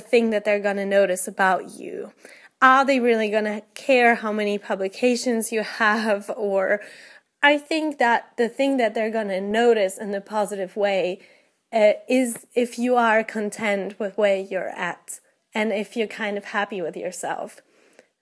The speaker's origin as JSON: {"language": "English", "country": "Poland", "moved": "yes", "lives_now": "United Kingdom", "said": "I'm from Poland originally, but I live in the United Kingdom at the moment"}